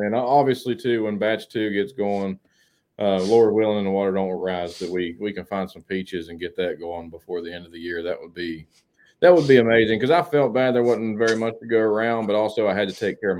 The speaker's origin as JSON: {"language": "English", "town": "Ripley", "region": "West Virginia", "country": "United States", "tie": "born or raised there", "said": "that's my hometown, basically. I just live out in BFE from there."}